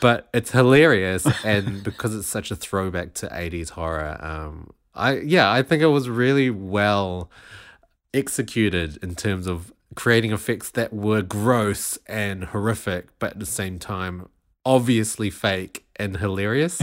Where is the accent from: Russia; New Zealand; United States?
New Zealand; my home country, New Zealand